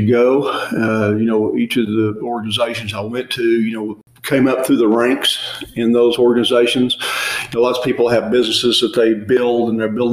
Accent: Elk City, Oklahoma, United States; I was born in Elk City, Oklahoma, and grew up out there

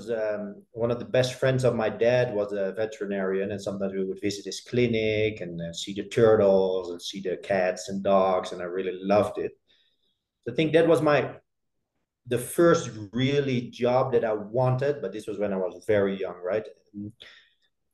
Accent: Netherlands; I grew up in a pretty small town in the Netherlands

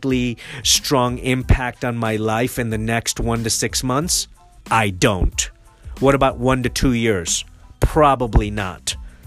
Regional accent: Nairobi, Kenya; also born or lived in Mombasa, Kenya; now in United States; I'm an immigrant and I was born in Mombasa and raised in Nairobi

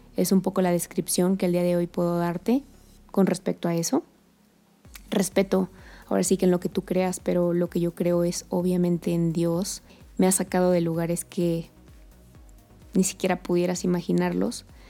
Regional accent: Querétaro, Mexico; also born or lived in Colombia; yo soy queretana, de las pocas queretanas que, que hay

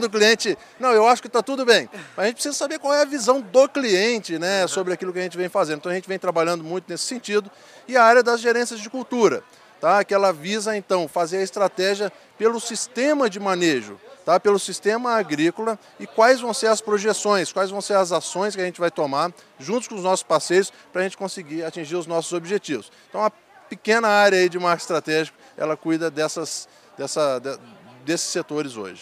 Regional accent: Espírito Santo, Brazil; eu sou originário do estado do Espírito Santo

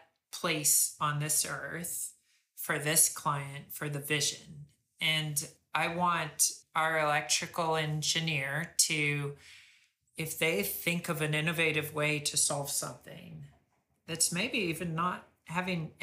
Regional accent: Texas, United States; now in California, United States; I'm from Texas

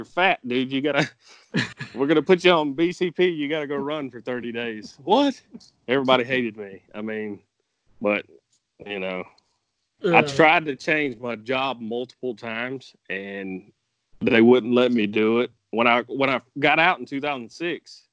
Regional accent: South Carolina, United States; We're from South Carolina

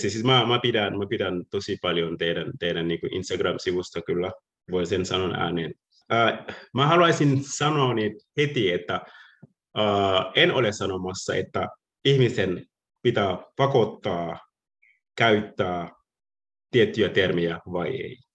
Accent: Senegal; Finnish is a second language; moved away as an adult; now in Turku, Finland; ja minä olen 30 äh, vuot, 36-vuotiaana. Olen on asunut Suomessa 15 vuotta. Muutin Senegalista ähm, 2005, äh, 2005 niin

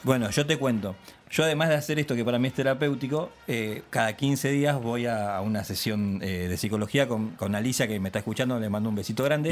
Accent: Lanús, Buenos Aires Province, Argentina; yo soy acá de Lanús

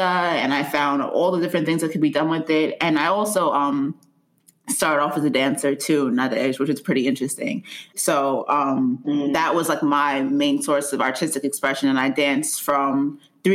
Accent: Nigeria; I'm Nigerian.

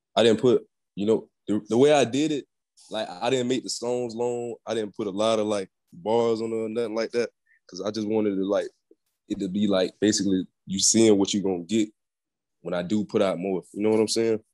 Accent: Orlando, Florida, United States; I was born in Orlando

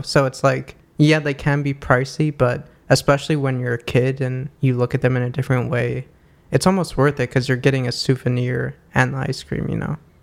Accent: New York, United States; growing up in New York

